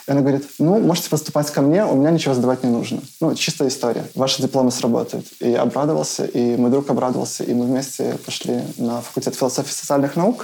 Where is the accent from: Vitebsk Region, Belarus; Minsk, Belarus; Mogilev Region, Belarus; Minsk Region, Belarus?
Mogilev Region, Belarus; Mogilev; Я родился в Могилеве. Это город в Беларуси, достаточно крупный